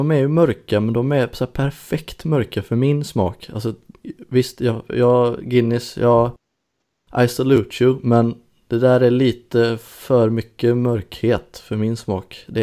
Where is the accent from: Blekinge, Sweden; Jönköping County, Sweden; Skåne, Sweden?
Blekinge, Sweden; Karlskrona; jag kommer ihåg, eh, jag är uppvuxen i Karlskrona.